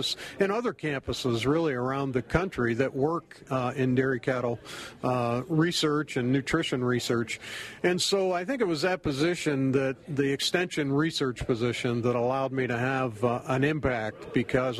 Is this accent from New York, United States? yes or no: no; Pennsylvania, United States; moved away as an adult; also born or lived in Maryland; now in Wisconsin, United States; I grew up on the East Coast in Pennsylvania, and growing up, we always fed a lot of corn silage